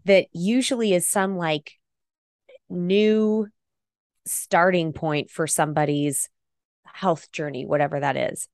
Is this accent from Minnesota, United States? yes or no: no; Idaho, United States; I'm from Idaho